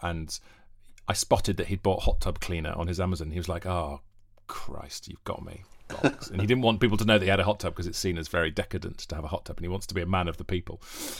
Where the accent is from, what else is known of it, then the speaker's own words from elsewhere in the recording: Wales, United Kingdom; accent: Welsh; Yeah, I am Welsh. And Torchwood fans will know that from the Welsh accent, because it's a kind of a... natural Welsh accent. I grew up on the border with England